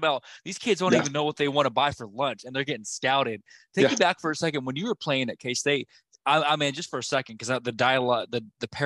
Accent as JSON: {"language": "English", "region": "Kansas", "country": "United States", "tie": "born or raised there", "also_born_or_lived": "Lawton, Oklahoma", "said": "I grew up in Kansas after moving from Oklahoma."}